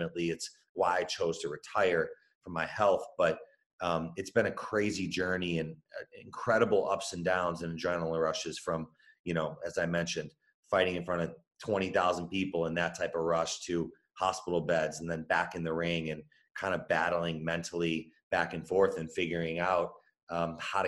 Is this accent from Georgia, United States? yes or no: no; Chicago, Illinois, United States; I was born and raised in Chicago